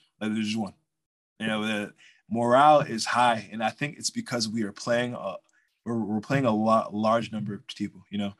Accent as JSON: {"language": "English", "town": "Natick", "region": "Massachusetts", "country": "United States", "tie": "born or raised there", "also_born_or_lived": "Framingham, Massachusetts", "said": "I went to Natick High, and that is Framingham's rival"}